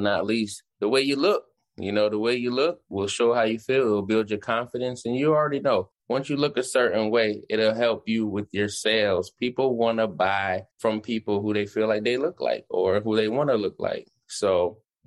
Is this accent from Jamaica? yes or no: yes; Jamaica; I'm a Jamaican.